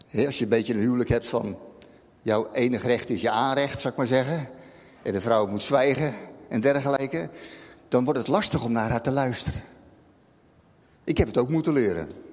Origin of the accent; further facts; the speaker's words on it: Rotterdam, South Holland, Netherlands; als Rotterdammer snap ik dat